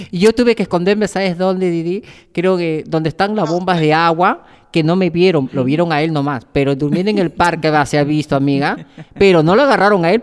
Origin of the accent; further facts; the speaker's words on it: Lima, Peru; yo estaba en Lima, yo soy de Perú